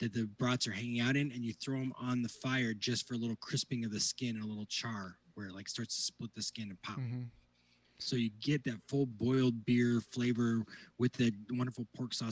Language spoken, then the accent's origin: English; northwest Indiana, United States; I grew up in the northwest corner of Indiana, about an hour and a half from Chicago